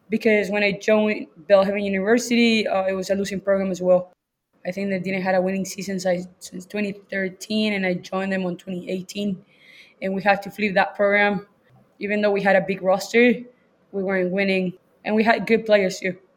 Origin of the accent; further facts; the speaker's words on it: Chile; moved away as an adult; also born or lived in Louisiana; now in Texas, United States; I'm from Chile